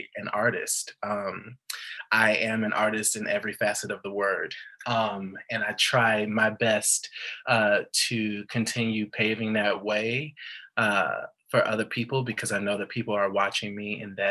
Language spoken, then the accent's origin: English; Chicago, Illinois, United States; I am from Chicago